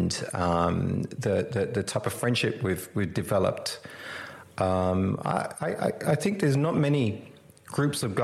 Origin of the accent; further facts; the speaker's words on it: England, United Kingdom; moved away as an adult; also born or lived in London; now in Perth, Australia; I grew up in England. You know, I came to Australia in 86.